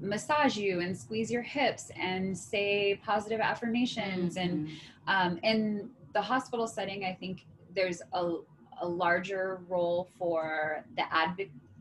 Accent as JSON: {"language": "English", "region": "East Coast", "country": "United States", "moved": "as an adult", "lives_now": "San Diego, United States", "said": "I'm originally from the East Coast. I've been in San Diego since 2008"}